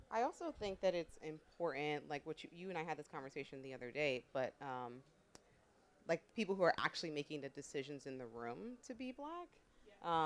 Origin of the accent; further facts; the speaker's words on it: New York City, New York, United States; also born or lived in Philadelphia; I grew up in New York